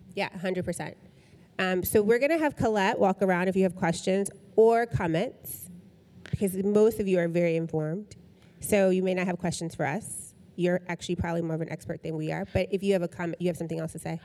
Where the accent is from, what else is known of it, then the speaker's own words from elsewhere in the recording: Tennessee, United States; I'm from Tennessee